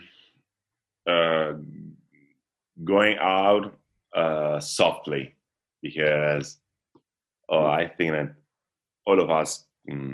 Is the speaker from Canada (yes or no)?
no; Italy; English is a second language; I really start to play volleyball at 12, 13, something like this in my hometown